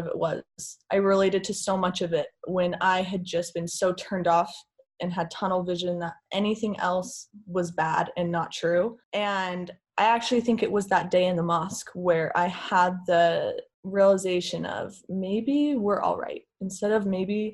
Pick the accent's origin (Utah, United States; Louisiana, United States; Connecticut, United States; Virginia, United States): Utah, United States; Lindon; I grew up Mormon in Linden, Utah, which is about as Mormon as it gets in the whole world